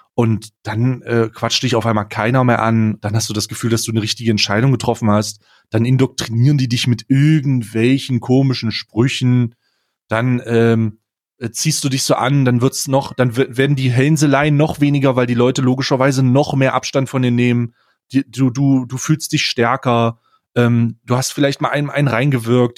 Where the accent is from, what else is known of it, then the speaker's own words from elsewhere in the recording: East Germany, Germany; moved away; also ich komme ursprünglich aus Ostdeutschland